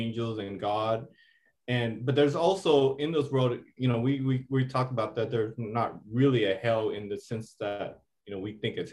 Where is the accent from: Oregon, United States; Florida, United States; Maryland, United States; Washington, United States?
Washington, United States; Seattle; I grew up in the Seattle Housing Projects